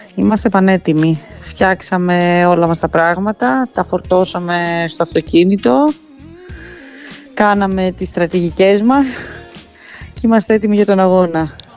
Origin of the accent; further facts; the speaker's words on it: Naxos, South Aegean, Greece; now in Sparta, Greece; μπορεί να είμαι από την Άξο αλλά επειδή μένω εδώ είναι η πόλη μου